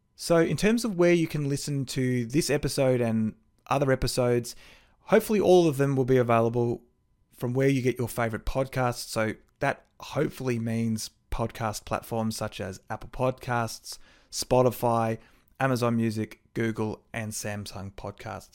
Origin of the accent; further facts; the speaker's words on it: Melbourne, Victoria, Australia; now in Bendigo, Australia; I actually grew up in Brighton in the Bayside suburbs of Melbourne